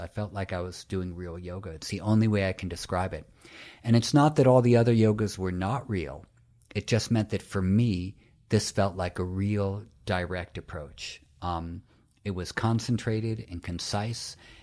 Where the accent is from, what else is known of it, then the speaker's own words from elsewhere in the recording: New York City, New York, United States; I'm from New York City